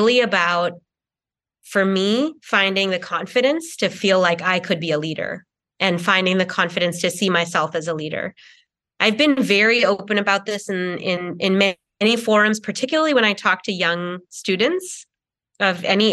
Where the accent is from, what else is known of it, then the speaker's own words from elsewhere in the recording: a suburb outside of Boston, Massachusetts, United States; also born or lived in Kerala, India; now in Los Angeles, United States; I moved from India to America as a young child, and I mostly grew up in a suburb outside of Boston